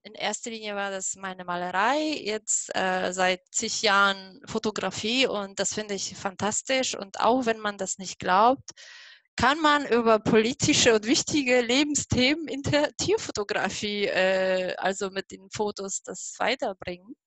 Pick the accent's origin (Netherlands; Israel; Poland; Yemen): Poland; German is a second language; moved away as an adult; now in Germany; ursprünglich komme ich aus Polen. Deswegen bitte nicht wundern, dass mein Deutsch so komisch ist.